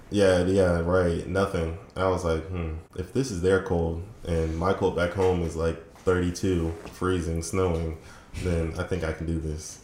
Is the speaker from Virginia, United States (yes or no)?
yes; Fredericksburg, Virginia, United States; moved away as an adult; also born or lived in Woodbridge, Virginia / Dumfries, Virginia; now in Orlando, United States; I was born in Woodbridge, which is kind of close to Springfield, and Dumfries then I moved to Fredericksburg when I was around four or five and lived there ever since